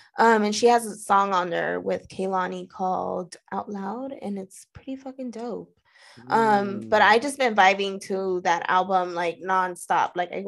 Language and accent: English; California, United States; I'm from Cali